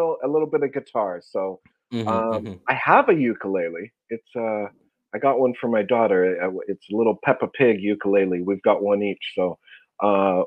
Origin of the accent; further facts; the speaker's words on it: Vancouver, British Columbia, Canada; I'm born and raised in Vancouver, BC